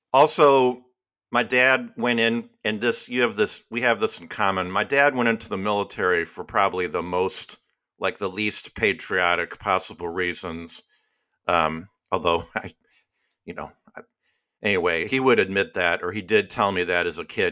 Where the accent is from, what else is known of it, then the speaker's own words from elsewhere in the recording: Chicago, Illinois, United States; moved away as an adult; now in Virginia, United States; I'm from Chicago, even though I've lived in Virginia for fourteen years